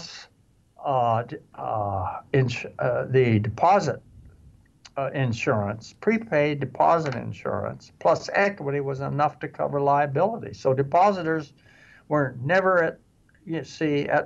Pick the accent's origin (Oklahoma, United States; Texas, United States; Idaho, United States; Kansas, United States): Kansas, United States; Wichita; I grew up in Wichita.